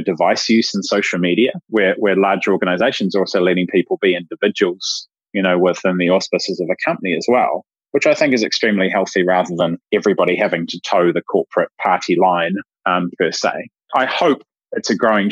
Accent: New Zealand; I'm a Kiwi

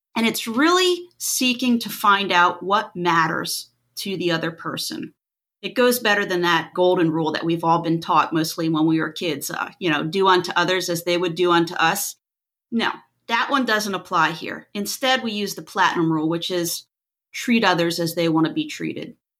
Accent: Pennsylvania, United States; moved away as an adult; now in Florida, United States; I'm originally from Pennsylvania, moved to Florida almost twenty years ago.

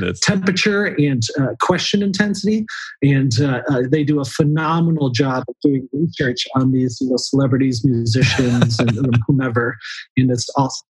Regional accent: Florida, United States; growing up in Florida

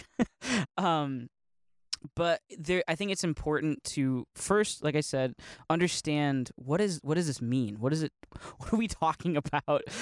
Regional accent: Northeast Ohio, United States; I'm from Ohio, from Northeast Ohio

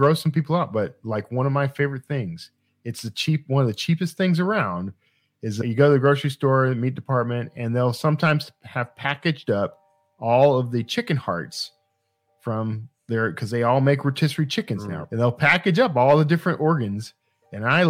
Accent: Wild Peach, Texas, United States; When I was growing up in Wild Peach, Texas, organ meat was just part of what you ate.

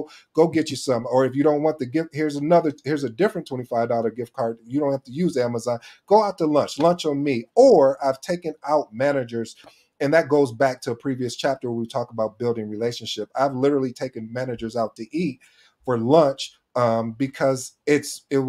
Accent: Michigan, United States; When I was growing up in Michigan

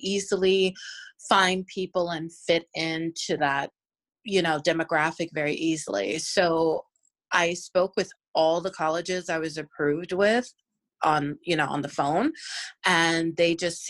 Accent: Virginia, United States; moved away; I'm from Virginia.

